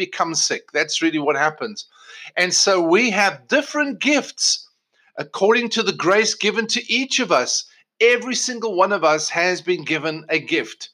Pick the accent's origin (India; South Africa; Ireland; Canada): South Africa; moved away as an adult; also born or lived in England; now in United States; Michelle and I were both born in South Africa, born and bred in South Africa.